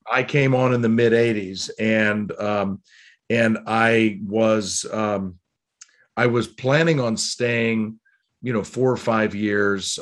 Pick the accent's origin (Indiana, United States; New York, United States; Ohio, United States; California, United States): Ohio, United States; Cleveland; also born or lived in Baltimore; now in Annapolis, United States; I was born in Baltimore, and I actually, I grew up in Cleveland